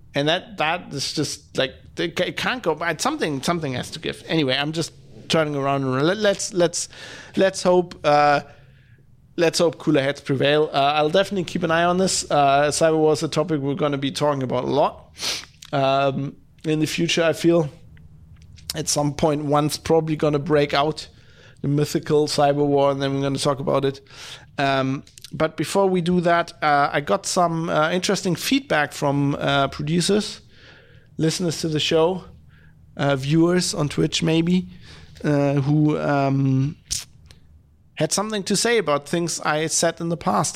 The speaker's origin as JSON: {"language": "English", "country": "Germany", "said": "I come from Germany"}